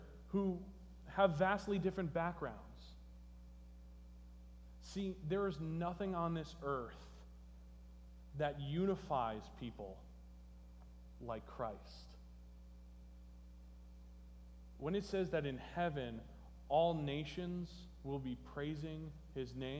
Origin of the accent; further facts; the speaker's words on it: New Jersey, United States; moved away; I come from New Jersey